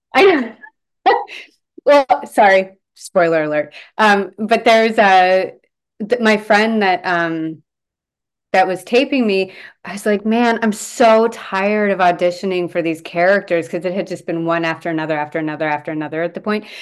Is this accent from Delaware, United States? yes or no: yes; Delaware, United States; moved away as an adult; now in Vancouver, Canada; I was born here, but we moved to Delaware when I was five. So I grew up in Delaware